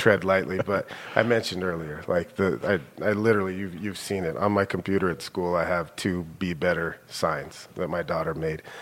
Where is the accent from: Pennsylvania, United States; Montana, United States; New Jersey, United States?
Montana, United States; Billings; also born or lived in Minnesota / Bozeman; I grew up here in Billings. Um, I'm a senior high kid, uh, born and raised here.